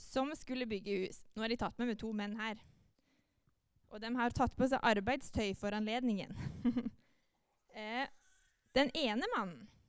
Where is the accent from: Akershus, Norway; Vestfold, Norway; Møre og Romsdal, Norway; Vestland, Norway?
Møre og Romsdal, Norway; Molde; moved away as an adult; now in Jæren, Norway; jeg kommer fra Molde. Det hører dere kanskje at jeg snakker litt annerledes